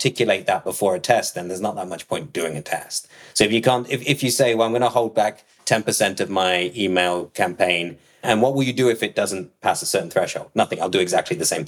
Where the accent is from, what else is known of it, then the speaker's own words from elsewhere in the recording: Nottingham, East Midlands, United Kingdom; moved away; I was born in Nottingham